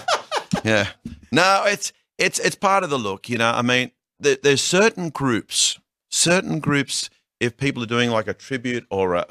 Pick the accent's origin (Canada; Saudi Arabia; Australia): Australia; now in United States; I am Australian.